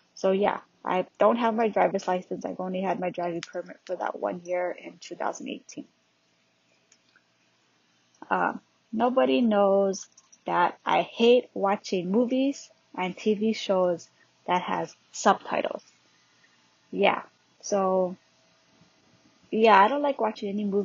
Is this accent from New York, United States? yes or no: no; Hawaii, United States; also born or lived in California; I was born in California and raised in Hawaii.